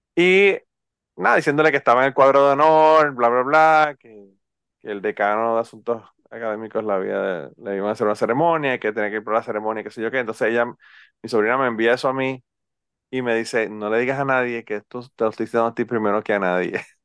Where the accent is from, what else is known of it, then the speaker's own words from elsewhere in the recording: Utuado, Puerto Rico; a mí me dicen que soy un jíbaro porque soy de Utuado